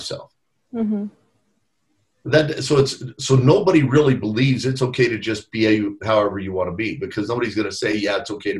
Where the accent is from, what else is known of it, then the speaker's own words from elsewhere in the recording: El Paso, Texas, United States; I grew up in El Paso, went to a high school here in El Paso